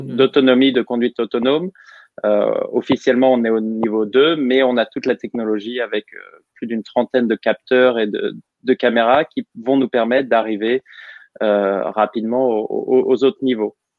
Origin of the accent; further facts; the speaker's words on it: Normandy, France; moved away as an adult; also born or lived in England; now in United States; je suis normand, donc bien normand.